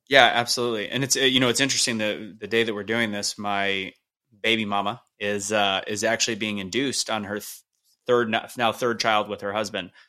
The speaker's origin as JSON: {"language": "English", "town": "St. Louis", "region": "Missouri", "country": "United States", "said": "I'm from Saint Louis"}